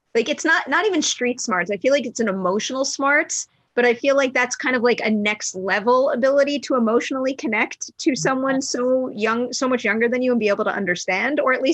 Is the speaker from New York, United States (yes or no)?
yes; New York, United States; as a kid growing up in New York.